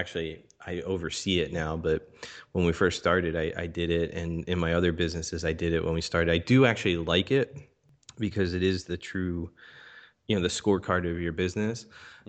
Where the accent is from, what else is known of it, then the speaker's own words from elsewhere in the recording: Philadelphia, Pennsylvania, United States; I grew up in Philadelphia, Pennsylvania, here in the United States. Was born in Philadelphia, raised just outside of Philadelphia.